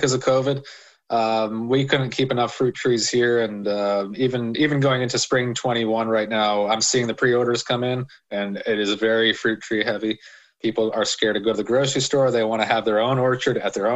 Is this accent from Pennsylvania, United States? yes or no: yes; Philadelphia, Pennsylvania, United States; I grew up around Cotman and Bustleton in Northeast Philly, a street called Oakland Street.